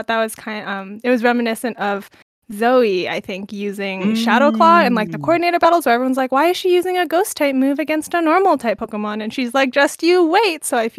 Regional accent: Canada; I'm Canadian, so I don't know what y'all are on about.

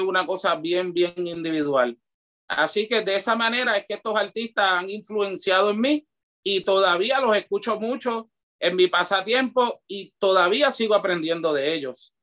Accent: Carolina, Puerto Rico; also born or lived in Río Piedras / Loíza; yo nací el, el 3 de noviembre del 1980 en Carolina, Puerto Rico, me crié entre Río Piedra, Carolina, Loíza.

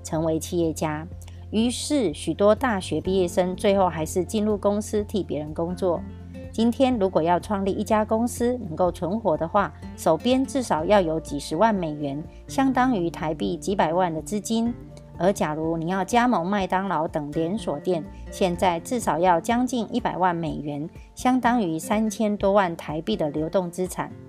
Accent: Miaoli County, Taiwan; 今天要为大家导读的主题是

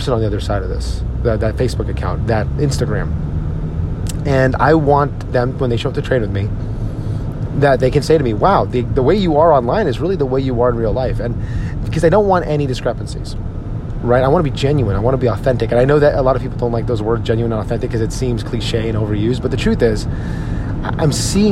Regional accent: Edison, New Jersey, United States; my hometown, Edison, New Jersey, where I grew up

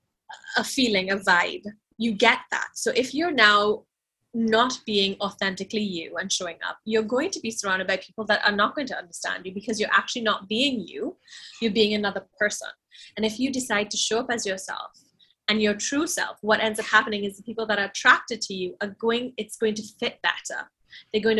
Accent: Trinidad & Tobago; now in Barbados; I live in Barbados in the Caribbean, but I was born and raised in Trinidad, which is another Caribbean island

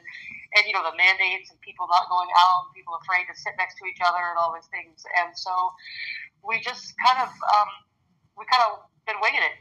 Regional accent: United States; I'm obviously American

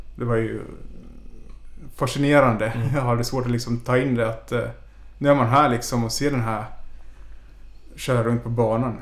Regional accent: Ostrobothnia, Finland; now in Stockholm, Sweden; resten av familjen är hemma i Finland, därifrån jag kommer

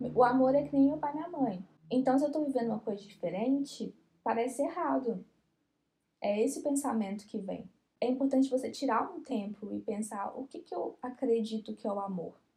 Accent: Brazil; Nós que somos brasileiros e crescemos assistindo novela

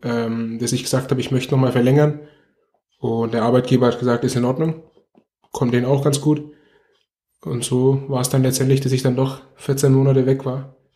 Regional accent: Nuremberg, Bavaria, Germany; ich bin in Nürnberg geboren und aufgewachsen

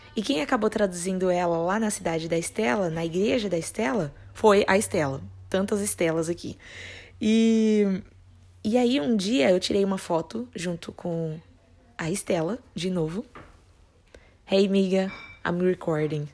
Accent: Brazil; como brasileiros, nós temos

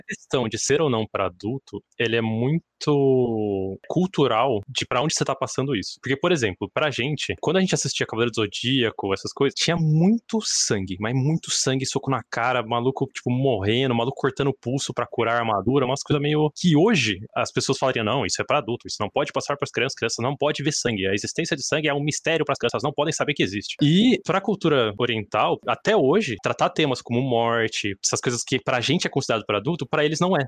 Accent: Brazil; nós brasileiros

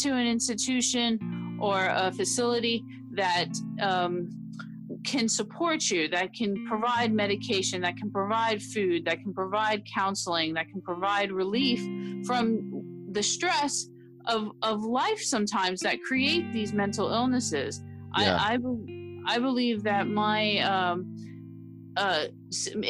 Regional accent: Miami, Florida, United States; I'm from Miami, Florida, and I grew up there

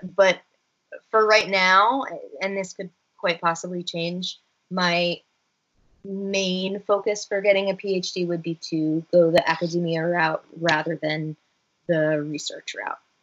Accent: Northern New Jersey, United States; it was in my hometown

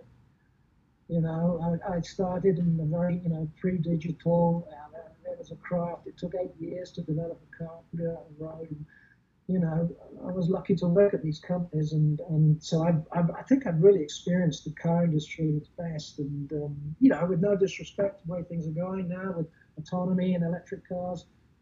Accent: England, United Kingdom; moved away as an adult; also born or lived in Germany; growing up in England, going to college, moving to Germany

